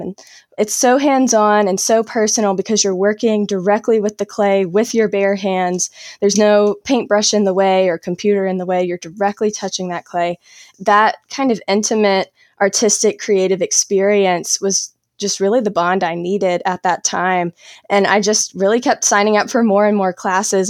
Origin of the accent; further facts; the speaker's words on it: South Carolina, United States; now in North Carolina, United States; I grew up in South Carolina and I live in North Carolina now